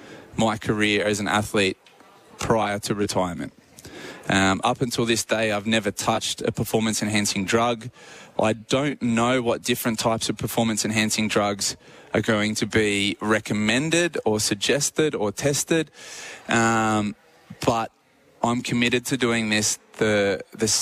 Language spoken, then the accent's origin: English; Australia; as an Australian athlete